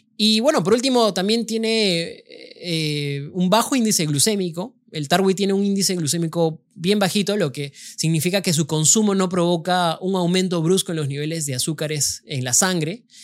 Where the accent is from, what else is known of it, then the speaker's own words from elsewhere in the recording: Cusco, Peru; siendo cusqueño